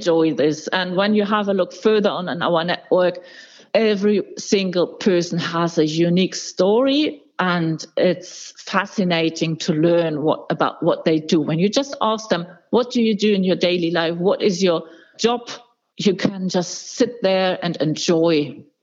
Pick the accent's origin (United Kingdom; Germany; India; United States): Germany; Hamburg; my hometown, Hamburg